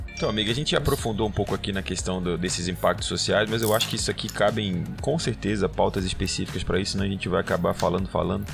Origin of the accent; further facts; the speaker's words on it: Belém, Pará, Brazil; also born or lived in Trombetas / Carajás; morei em Trombetas, morei em Carajás, mas eu sou de Belém, tenho uma realidade aqui, meu pai era lá de Monte Alegre